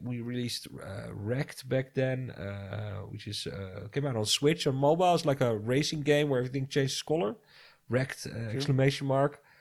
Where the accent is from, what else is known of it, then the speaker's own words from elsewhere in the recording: Netherlands; I'm from the Netherlands